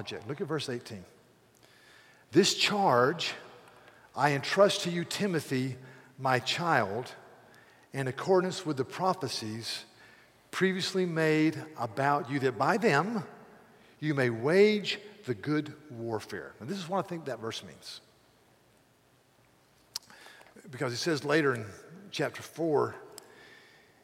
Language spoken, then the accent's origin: English; United States; as an American